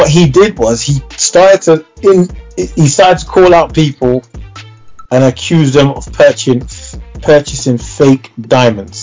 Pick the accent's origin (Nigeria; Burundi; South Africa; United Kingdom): United Kingdom; London; I came from Church Road, Northwest London, North 10. I grew up in that same era with Zeno and everyone else.